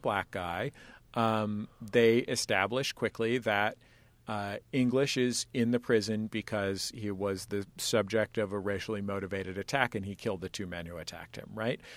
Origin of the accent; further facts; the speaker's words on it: San Francisco, California, United States; I'm from San Francisco